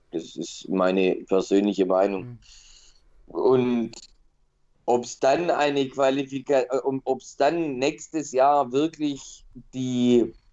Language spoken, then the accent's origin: German; Stuttgart, Baden-Württemberg, Germany; also ich als Stuttgarter, kann mir nicht vorstellen